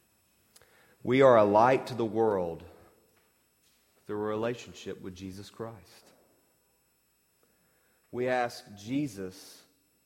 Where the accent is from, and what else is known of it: Mississippi, United States